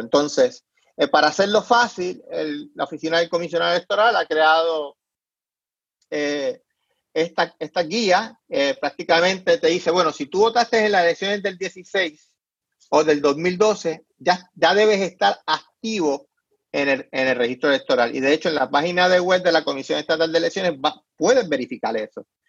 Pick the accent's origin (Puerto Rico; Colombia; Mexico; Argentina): Puerto Rico; moved away; soy puertorriqueño, es mi identidad